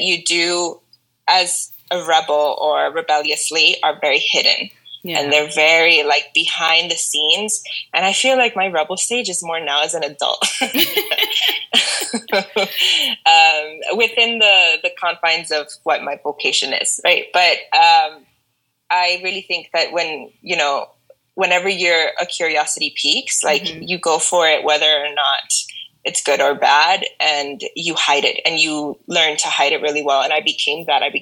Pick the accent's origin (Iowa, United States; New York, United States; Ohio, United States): New York, United States; New York City; now in Canada; I currently reside in Canada, but I'm originally from Queens, New York.